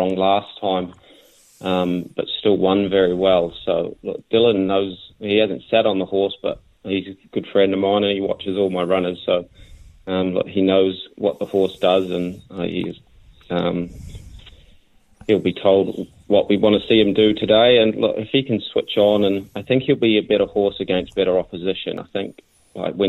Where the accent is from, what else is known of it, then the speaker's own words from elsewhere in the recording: New Zealand; moved away as an adult; now in Australia; I grew up in New Zealand